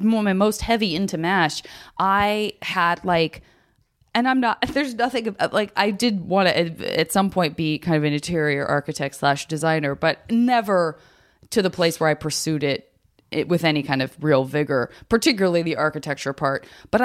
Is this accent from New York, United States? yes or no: no; Arizona, United States; Me too. I'm from Arizona.